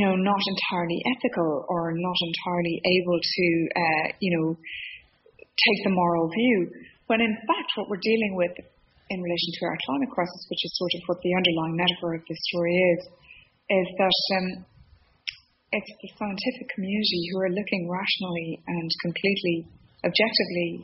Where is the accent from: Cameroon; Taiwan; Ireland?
Ireland; Dublin, Leinster; I'm a Dubliner, born and bred in Dublin, still live in Dublin